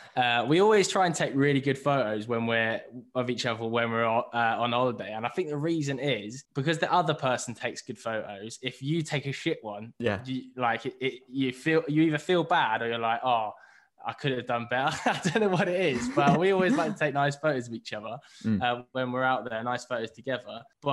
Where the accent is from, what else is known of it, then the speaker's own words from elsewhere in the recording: London, United Kingdom; But maybe that's just because I'm from London.